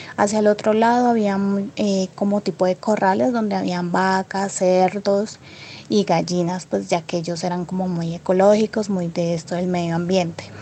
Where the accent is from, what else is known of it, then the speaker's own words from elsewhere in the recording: Puerto Asís, Putumayo, Colombia; Soy de Puerto Asís, Putumayo. Recuerdo que con mis padres nos fuimos a vivir a una vereda como a tres horas de donde nací